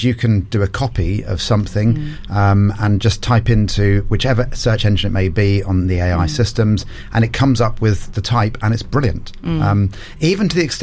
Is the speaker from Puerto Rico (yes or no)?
no; Portsmouth, South East England, United Kingdom; I'm from Portsmouth originally